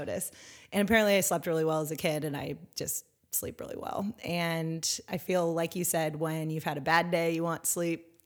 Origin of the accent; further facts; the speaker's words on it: Northern California, United States; moved away as an adult; also born or lived in San Diego / China; I grew up in Northern California